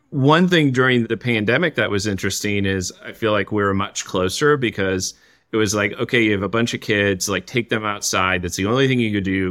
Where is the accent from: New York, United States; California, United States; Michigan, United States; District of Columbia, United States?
Michigan, United States; Saginaw; I grew up in Saginaw, Michigan